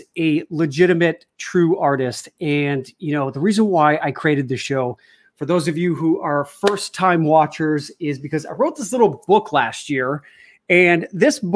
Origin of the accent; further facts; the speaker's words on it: outside of Chicago, Illinois, United States; moved away as an adult; also born or lived in New York; growing up outside of Chicago